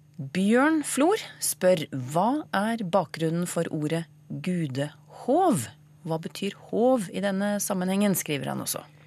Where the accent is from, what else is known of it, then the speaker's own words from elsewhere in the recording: Eastern Norway, Norway; accent: East Norwegian; Jeg snakker jo østlending